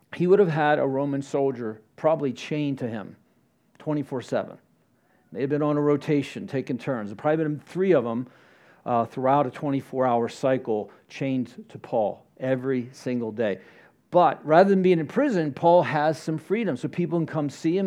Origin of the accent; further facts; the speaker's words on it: Florida, United States; I grew up in Florida